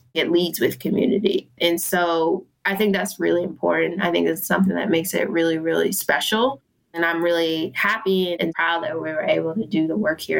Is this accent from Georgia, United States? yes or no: no; Philadelphia, Pennsylvania, United States; now in Oakland, United States; I'm not going to claim from here because I'm from Philadelphia and I love that.